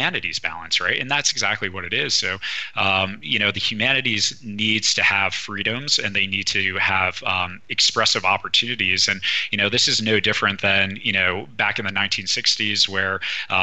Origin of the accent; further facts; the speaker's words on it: East Coast, United States; moved away; I'm originally from the East Coast, where cannabis really isn't that big of a trend